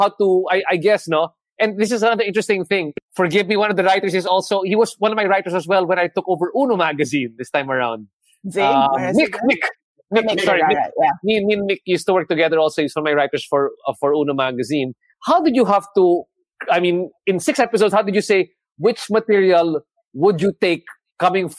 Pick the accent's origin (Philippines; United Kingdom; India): Philippines; as a Filipino and a member of the creative economy